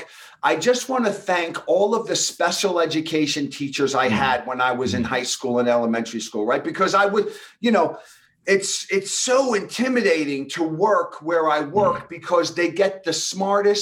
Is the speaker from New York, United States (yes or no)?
yes; Long Island, New York, United States; accent: thick New York; I had this thick New York accent. I'm from New York and I grew up in a middle-class neighborhood. And, you know, we were Long Island proud